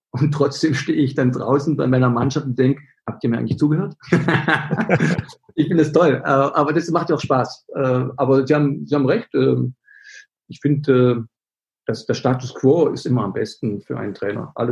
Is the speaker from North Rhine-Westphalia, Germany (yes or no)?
no; Berlin, Germany; das bin ich nicht, ich bin Berliner, ich bin emotional